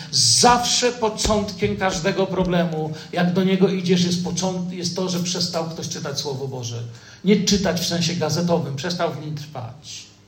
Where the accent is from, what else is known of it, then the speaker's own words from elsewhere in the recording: Poland; also born or lived in Moscow, Russia; jesteśmy z Polski